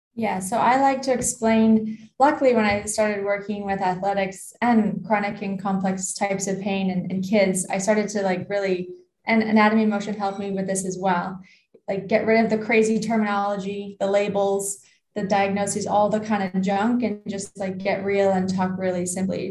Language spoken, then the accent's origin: English; Canada; as a Canadian, I worked with rugby in the summer, ice hockey in the winter